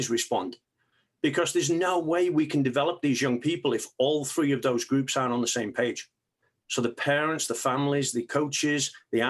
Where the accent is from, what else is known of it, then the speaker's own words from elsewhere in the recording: England, United Kingdom; moved away; I grew up in England